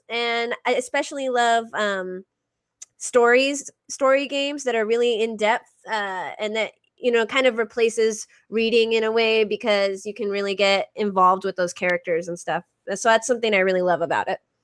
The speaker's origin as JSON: {"language": "English", "region": "Arizona", "country": "United States", "tie": "born or raised there", "said": "i i grew up in arizona"}